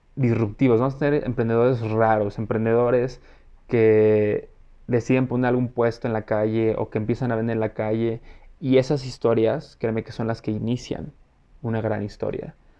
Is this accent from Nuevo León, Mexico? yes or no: no; Mexico City, Mexico; soy mexicano, eh, vivo en la Ciudad de México, orgullosamente chilango.